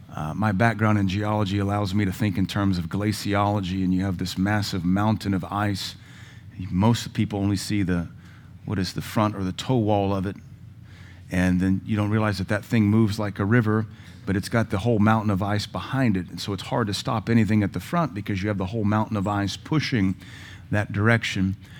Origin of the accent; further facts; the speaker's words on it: Louisiana, United States; also born or lived in West Coast; now in Cookeville, United States; Had friends that were Catholic growing up in Louisiana